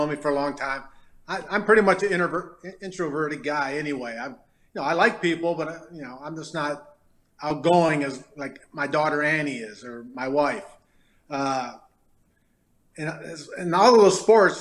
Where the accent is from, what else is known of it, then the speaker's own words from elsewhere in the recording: Detroit, Michigan, United States; moved away; also born or lived in Farmington, Michigan; growing up in Detroit